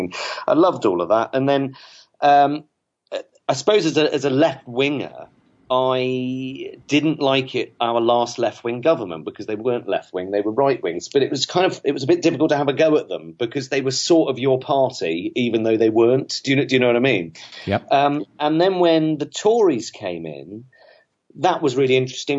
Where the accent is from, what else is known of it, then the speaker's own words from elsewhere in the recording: South West England, United Kingdom; also born or lived in Manchester; I grew up in the West Country of England.